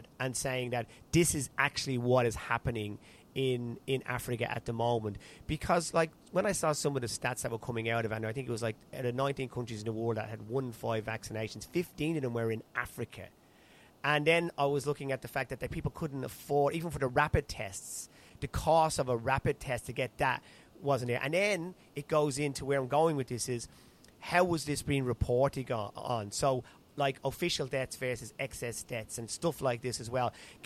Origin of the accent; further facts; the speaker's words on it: Ireland; now in Australia; I'm in Australia, Irish background, so you're kind of keeping an eye on what's happening back in my home country of Ireland